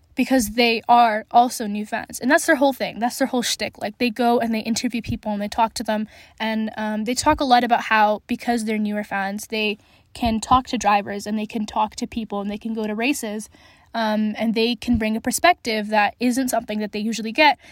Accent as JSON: {"language": "English", "region": "Alberta", "country": "Canada", "said": "I'm from Alberta"}